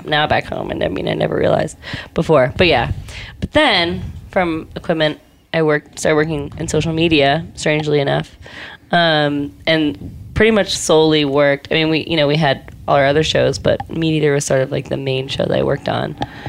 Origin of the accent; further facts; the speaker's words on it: Charleston, South Carolina, United States; now in New York, United States; I'm from Charleston, South Carolina. But yeah, have been lived in New York for 7 years.